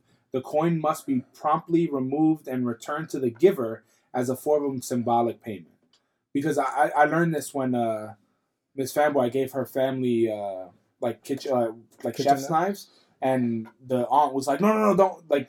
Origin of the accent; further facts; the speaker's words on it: Ireland; I'm Irish.